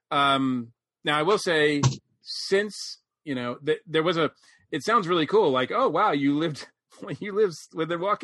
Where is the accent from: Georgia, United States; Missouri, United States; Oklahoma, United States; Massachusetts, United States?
Massachusetts, United States; Winchendon; moved away; Growing up in Winchendon, we lived within walking distance from a dairy farm